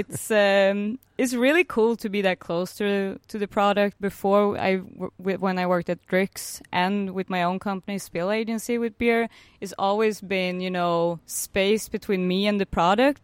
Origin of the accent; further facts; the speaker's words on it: Norrköping, Östergötland, Sweden; I'm originally from a small town called Norrköping